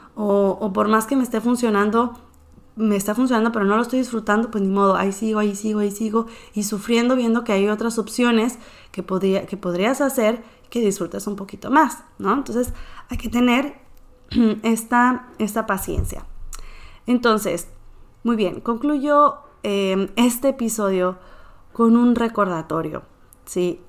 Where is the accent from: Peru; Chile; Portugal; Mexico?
Mexico; northern Mexico; soy mexicana, soy nacida en el norte, sigo viviendo en el norte del país de México